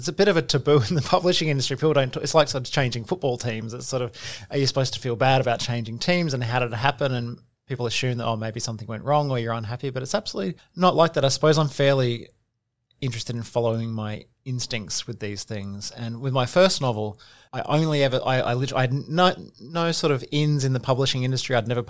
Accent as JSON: {"language": "English", "town": "Sunshine Coast", "region": "Queensland", "country": "Australia", "tie": "born or raised there", "also_born_or_lived": "Brisbane", "lives_now": "Melbourne, Australia", "said": "I'm originally from Brisbane. Okay. I grew up on the Sunshine Coast."}